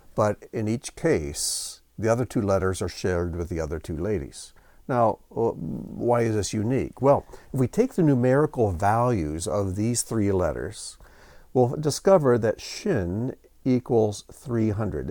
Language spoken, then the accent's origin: English; United States; growing up in the United States